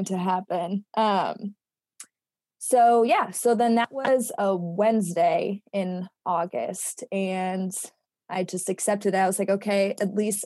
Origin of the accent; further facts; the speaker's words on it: Carbondale, Illinois, United States; I have stayed pretty close to my hometown, which is Carbondale, Illinois